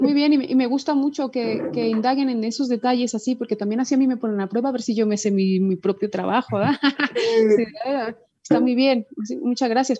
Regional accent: Guadalajara, Jalisco, Mexico; moved away as an adult; now in Spain; me gusta sonar pues como sonamos en Guadalajara, pues que es, eso soy

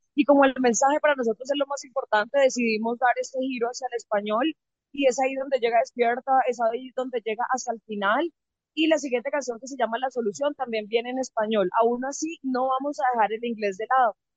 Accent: Santander, Colombia; soy de Santander

